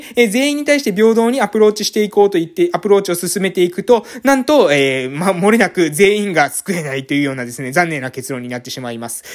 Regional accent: Amami Ōshima, Kagoshima, Japan; 奄美大島の、えー、某村に来ているわけです、えー。で、これはですね、私の地元なんですけれども

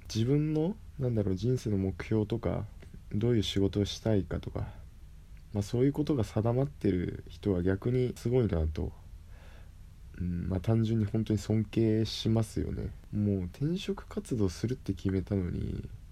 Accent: Kyushu, Japan; moved away; 地元に戻って、九州の地元に戻って、自分の力で稼いで

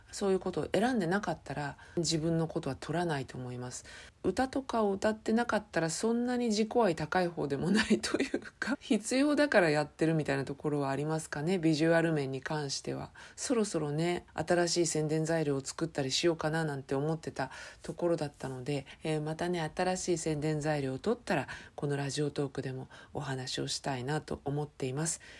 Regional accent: Chiba, Japan; 地元千葉県

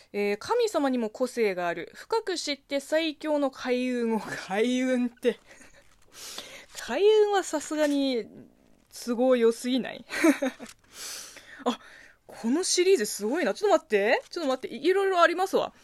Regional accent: China; moved away; 中国生まれ中国育ちの私

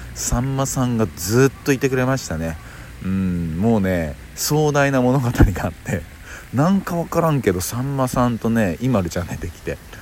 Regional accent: Kyoto, Japan; 僕はやっぱ京都出身なんで

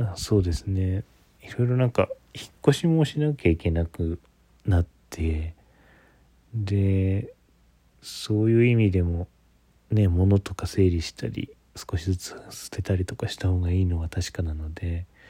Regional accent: Ishikawa, Japan; moved away as an adult; also born or lived in Kyoto; now in Tokyo, Japan; 私地元が石川県っていう日本海側なんですけど

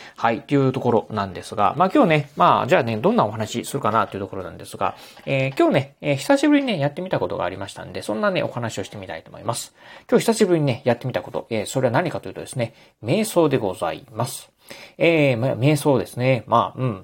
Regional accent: Kochi, Japan; now in Kurashiki, Japan; 子供の頃はね、あの、高知に住んでたんですけど

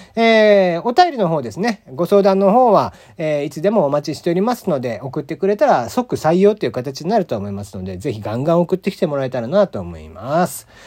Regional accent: Kyushu, Japan; now in Tokyo, Japan; 僕は出身が西日本というか九州

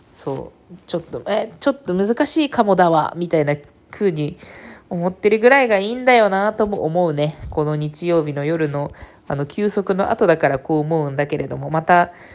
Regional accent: Kyushu, Japan; うちは、地元が九州なんでね。

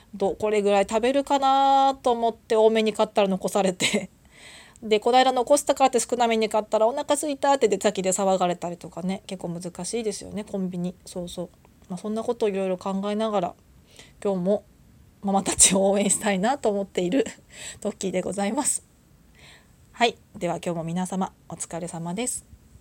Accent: Tohoku, Japan; moved away as an adult; also born or lived in Tokyo; now in Kyushu, Japan; 私もともと東北の出身ででその後東京に大学で出てきて

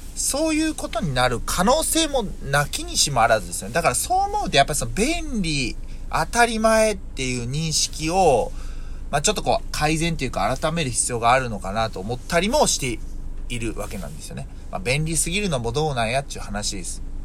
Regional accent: Yokkaichi, Mie, Japan; 僕の住んでいる三重県四日市市で行くと、僕の地元はその、えー、郵便局のあがた支店っていうところ

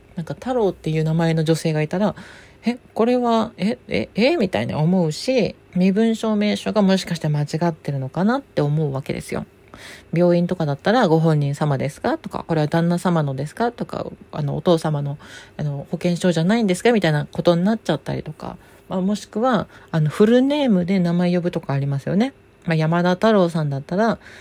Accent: Hitoyoshi, Kumamoto, Japan; born or raised there

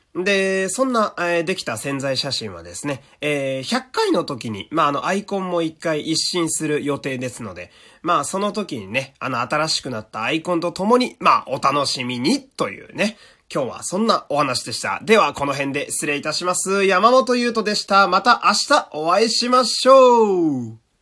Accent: Fukui, Japan; 私の地元でこういうので言うと、福井市

